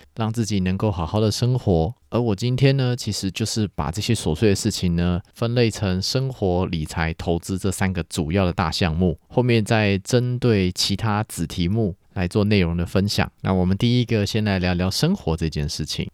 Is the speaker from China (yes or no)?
no; Taiwan; 我们台湾人们呢，其实说到底是一开始以农耕社会为主的华人社会